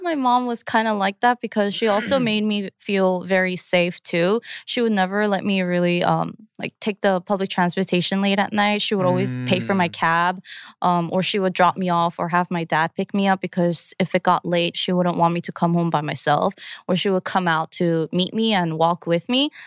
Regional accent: Long Island, New York, United States; also born or lived in Queens, New York; I'm from Long Island

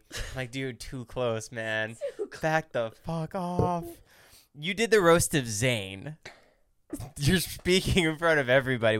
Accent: New Jersey, United States; I mean, because I'm from New Jersey

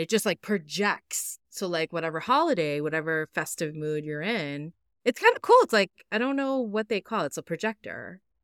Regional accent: Massachusetts, United States; my home state

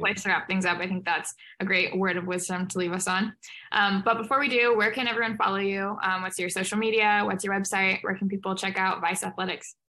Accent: St. Louis, Missouri, United States; I'm from St. Louis, Missouri

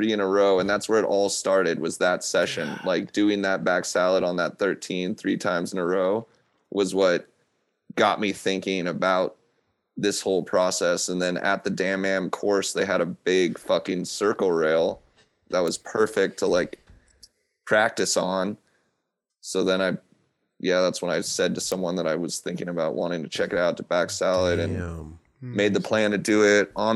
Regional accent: Seattle, Washington, United States; I'm from Seattle.

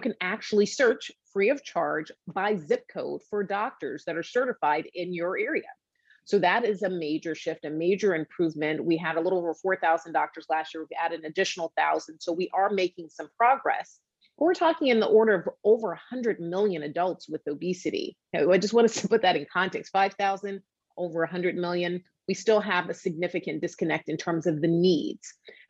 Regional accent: Atlanta, Georgia, United States; now in Boston, United States; I did my residency training in South Carolina. I'm in Boston now. I'm from Atlanta.

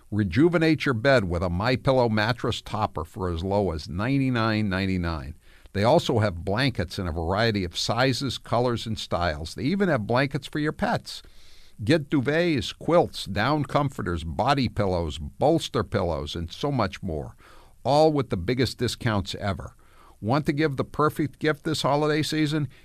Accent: New England, United States; It was all preppies from New England, like myself

